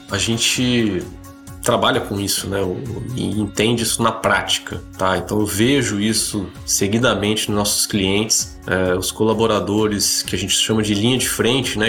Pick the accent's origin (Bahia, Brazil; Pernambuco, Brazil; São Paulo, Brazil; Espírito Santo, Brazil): Espírito Santo, Brazil; also born or lived in Brasília; Eu nasci em Brasília, mas é, me sinto até mais capixaba porque vim aqui para o Espírito Santo com um ano de idade.